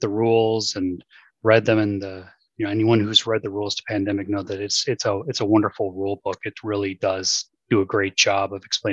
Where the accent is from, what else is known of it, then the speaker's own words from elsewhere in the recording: Hinsdale, Illinois, United States; moved away; I grew up in the western suburbs in Hinsdale, is where I spent a vast majority of my youth